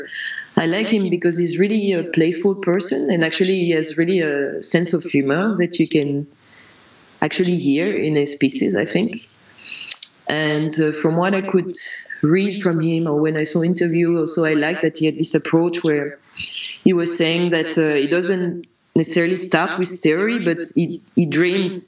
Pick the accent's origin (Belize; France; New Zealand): France; when I was growing up in France, I learned piano for a bit